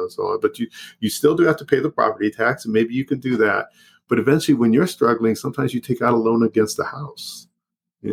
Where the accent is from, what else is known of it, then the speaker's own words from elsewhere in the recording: Los Angeles, California, United States; San Fernando Valley, born and raised, like I said, a mile and a half from where I live